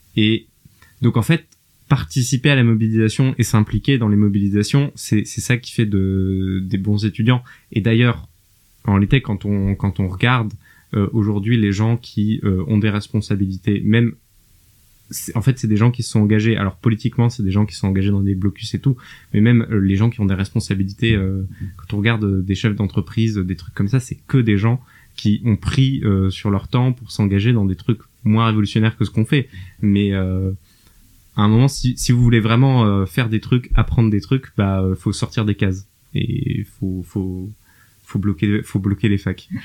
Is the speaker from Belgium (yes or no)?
no; France; also born or lived in Germany; en tant que Français